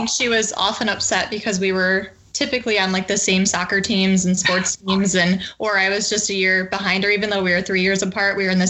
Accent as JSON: {"language": "English", "area": "a small town outside of Cooperstown", "region": "New York", "country": "United States", "said": "I'm originally from a small town outside of Cooperstown, New York. So Baseball Hall of Fame, as everybody knows it. Very small town, though. Graduated with about 32 kids."}